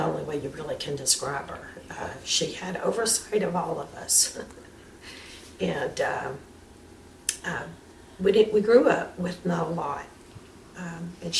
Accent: Louisiana, United States; now in Chattanooga, United States; I'm originally from here

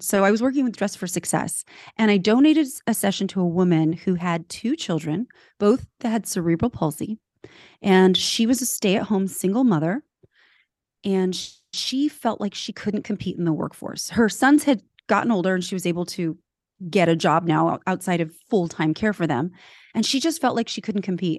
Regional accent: California, United States; also born or lived in Switzerland; I was born in Switzerland, grew up in California.

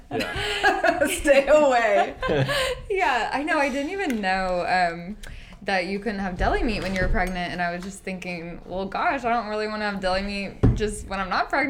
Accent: Arkansas, United States; And then I grew up in Arkansas.

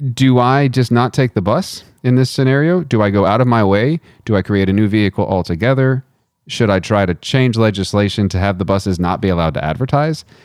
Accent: United States; as an American

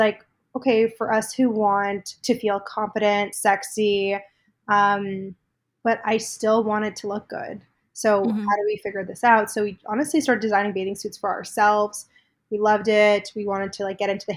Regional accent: Toronto, Ontario, Canada; I'm from Toronto, born and raised a little bit outside of the city growing up.

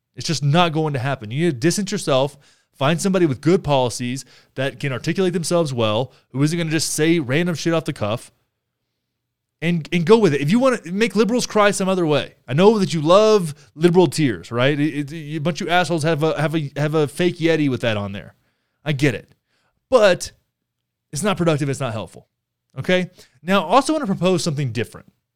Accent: Texas, United States; I grew up in Texas

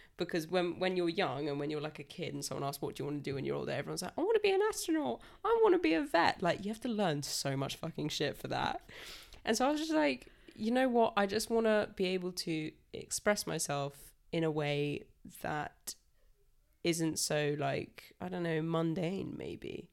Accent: Salisbury, South West England, United Kingdom; I'm twenty-four and I'm from Salisbury.

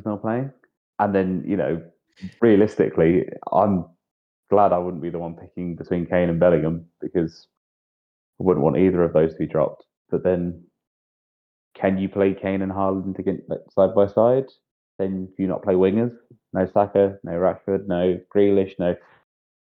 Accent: England, United Kingdom; As an Englishman

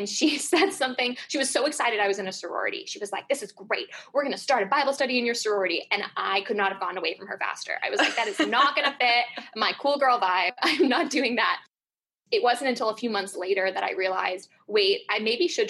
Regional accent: California, United States; I grew up in California.

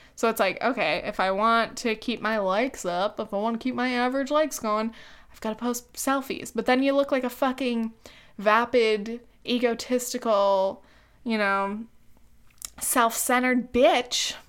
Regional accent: Orange County, California, United States; we met back in high school. We're from Orange County

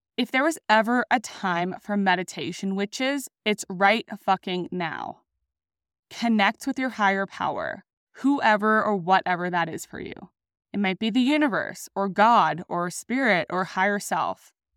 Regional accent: Sydney, New South Wales, Australia; also born or lived in Denver, Colorado; now in Sydney, Australia; I decided to return home to Sydney, Australia.

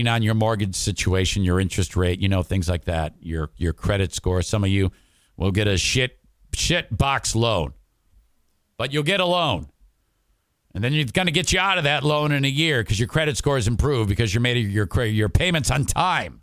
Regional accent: Detroit, Michigan, United States; when I was growing up in Detroit

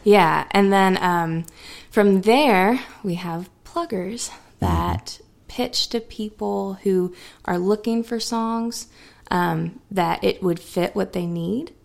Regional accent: North Carolina, United States; All of North Carolina is all of our hometowns because yeah. we've all we all have family and friends in different places, and I feel like I grew up in all of them.

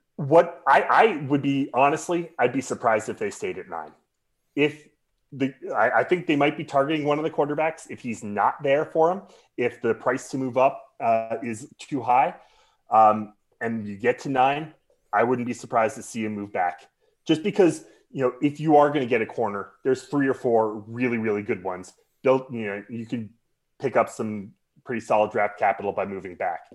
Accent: Colorado, United States; now in Chicago, United States; growing up in Colorado, living in Chicago

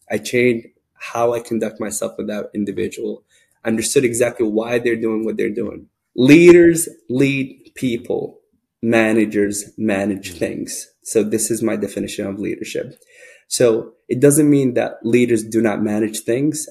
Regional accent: Sudan; now in United States; I grew up in Sudan, uh, which is northeast of northeast of Africa

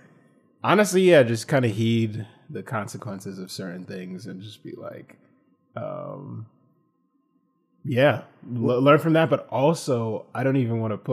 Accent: Franklin, New Jersey, United States; my hometown, like Franklin Somerset

